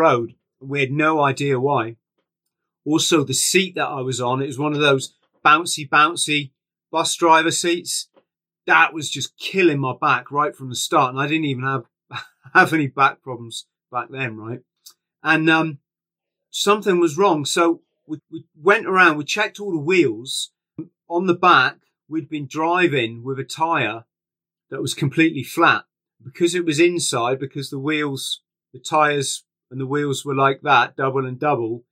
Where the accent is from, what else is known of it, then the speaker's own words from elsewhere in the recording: England, United Kingdom; We're English.